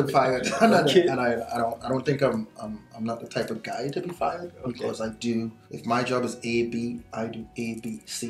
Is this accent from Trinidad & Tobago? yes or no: yes; Trinidad & Tobago; now in Canada; I was born in Trinidad and Tobago, single mom, you know, didn't have any money, grew up pretty poor, you know, my washroom was outside, I washed my clothes outside